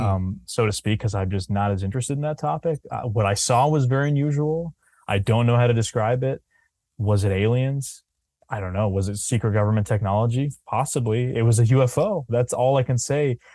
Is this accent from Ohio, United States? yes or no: no; New Hampshire, United States; I'm pretty focused in New Hampshire 'cause I'm from here